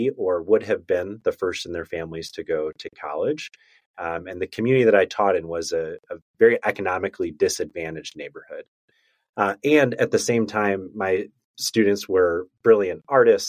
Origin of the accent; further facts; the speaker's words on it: outside of Chicago, Illinois, United States; moved away as an adult; also born or lived in Virginia / Memphis, Tennessee; I grew up outside of Chicago, went to school in Virginia, applied to Teach for America, and got placed in Memphis, Tennessee.